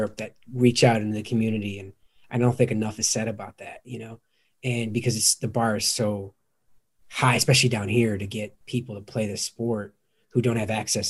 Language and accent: English; outside of Chicago, Illinois, United States; I grew up outside of Chicago.